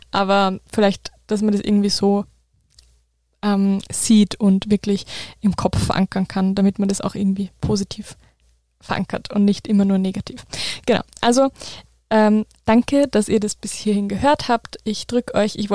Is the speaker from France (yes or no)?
no; Wels, Upper Austria, Austria; Rheumatologen in Wels, also in meiner Heimatstadt.